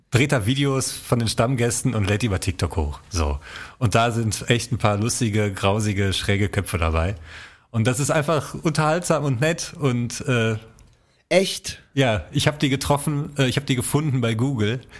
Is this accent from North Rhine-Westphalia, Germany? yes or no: yes; North Rhine-Westphalia, Germany; ich bin ein Kneipenkind. ich komme aus dem Ruhrgebiet.